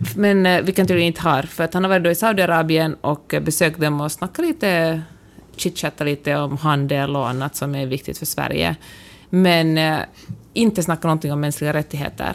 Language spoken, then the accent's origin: Swedish; Finland; first language Swedish; mitt modersmål, som verkligen är ett av de två officiella språken i Finland